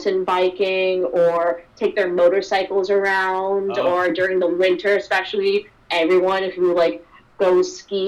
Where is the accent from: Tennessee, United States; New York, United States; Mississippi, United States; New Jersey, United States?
New York, United States; Long Island; moved away as an adult; now in Maine, United States; I grew up in Long Island suburbs, go to the city, get, like, that city vibe. But now, like, I live in, like, a small city, but a city nonetheless, in, like, a studio apartment.